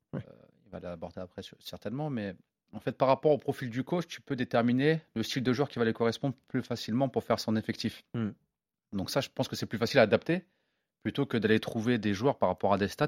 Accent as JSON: {"language": "French", "town": "Évreux", "region": "Normandy", "country": "France", "said": "moi, je suis d'Evreux"}